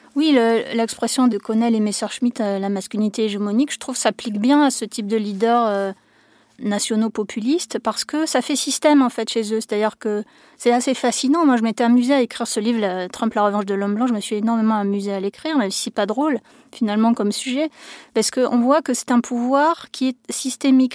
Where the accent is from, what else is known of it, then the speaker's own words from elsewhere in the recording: France; chez nous en France